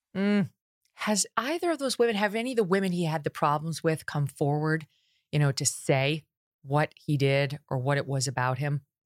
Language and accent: English; New York, United States; I'm from New York State